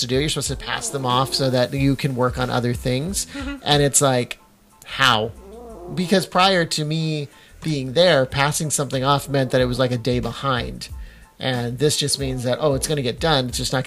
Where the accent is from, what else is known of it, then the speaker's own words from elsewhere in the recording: Sanger, California, United States; moved away as an adult; also born or lived in Fresno; now in Redwood City, United States; I was born in Sanger